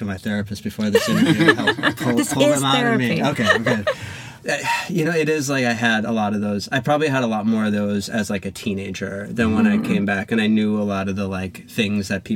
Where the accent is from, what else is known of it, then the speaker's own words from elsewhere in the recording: Minnesota, United States; also born or lived in New York; now in Sweden; I'm from Minnesota